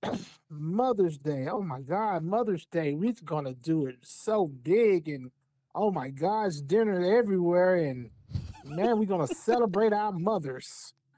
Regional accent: Alabama, United States; I'm from Alabama

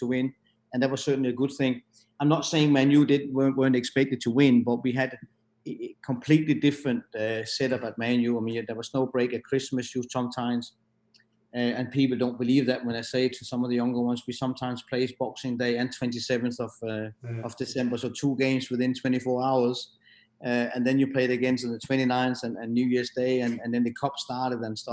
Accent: Denmark; moved away as an adult; also born or lived in Netherlands / England; the Danish club from my hometown

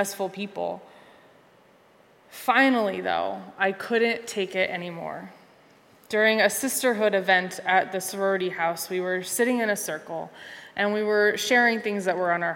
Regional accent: Conneaut, Ohio, United States; also born or lived in Cincinnati, Ohio; my hometown in Conneaut, Ohio

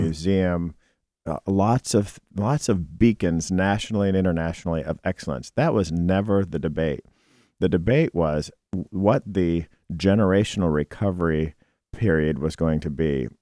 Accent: Cleveland, Ohio, United States; also born or lived in Southeast Michigan; now in Detroit, United States; I'm from Cleveland.

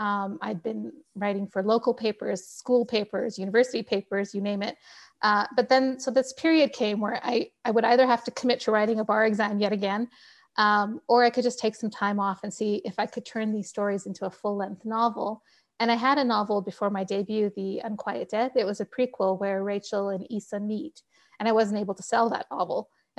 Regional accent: Pakistan; But I will tell you that being a Pakistani daughter, my parents still, my mother particularly, still tells me, when are you going back to the practice of law?

